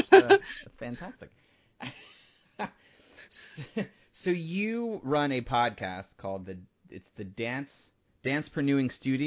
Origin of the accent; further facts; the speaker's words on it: Midwest, United States; moved away; I've never lived in a place longer than 5 years, other than where I grew up in the Midwest.